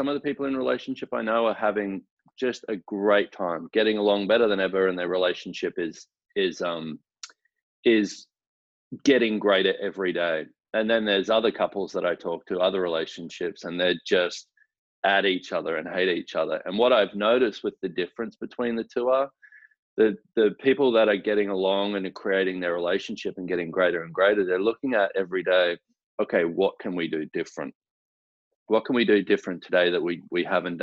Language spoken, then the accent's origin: English; Australia; now in Houston, United States; I am originally from Australia